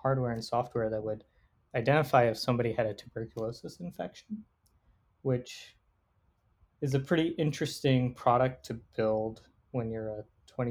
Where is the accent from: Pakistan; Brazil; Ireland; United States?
United States; Raleigh, North Carolina; I grew up here in Raleigh, North Carolina